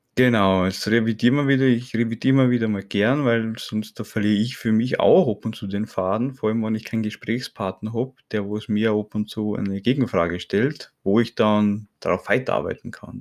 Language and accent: German; Burgenland, Austria; durch meinen Akzent, ich bin aus Österreich, ne, aus dem Burgenland